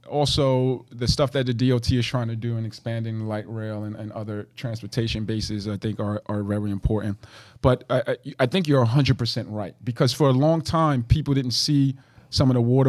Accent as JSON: {"language": "English", "town": "Jersey City", "region": "New Jersey", "country": "United States", "tie": "born or raised there", "said": "growing up in Jersey City"}